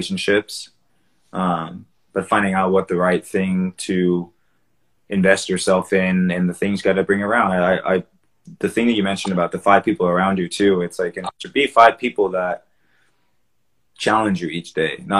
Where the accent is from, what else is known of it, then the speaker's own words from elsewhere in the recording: Davis, California, United States; I grew up in Davis too